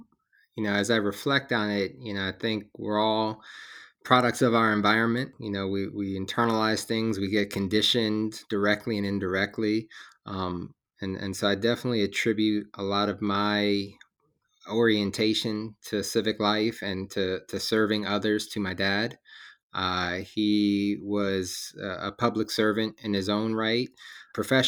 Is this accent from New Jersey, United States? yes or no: yes; West Orange, New Jersey, United States; I'm originally from New Jersey, a town called, it's West Orange, New Jersey.